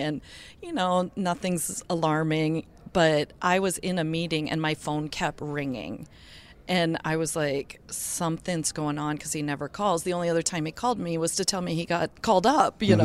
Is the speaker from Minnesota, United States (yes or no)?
yes; Hermantown, Minnesota, United States; we're from Hermantown, Minnesota